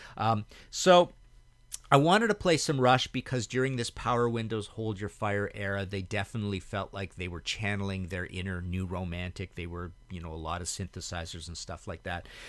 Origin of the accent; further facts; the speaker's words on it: Trail, British Columbia, Canada; moved away as an adult; also born or lived in Hamilton / Vancouver; where I grew up in Trail, B C